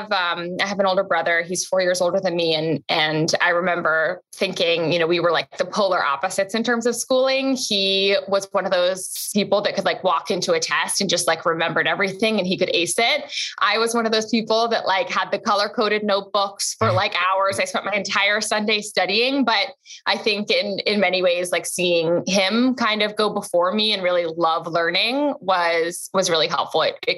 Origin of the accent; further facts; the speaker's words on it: London, United Kingdom; moved away as an adult; also born or lived in Tokyo; now in United States; So I was born in London, spent most of my life in London, also spent a couple of years in Tokyo as a very young child. And I really wanted to come to the States for college.